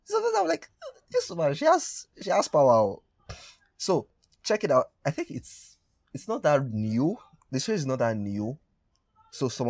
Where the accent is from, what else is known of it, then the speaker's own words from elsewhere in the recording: Nigeria; for my Nigerian brothers and sisters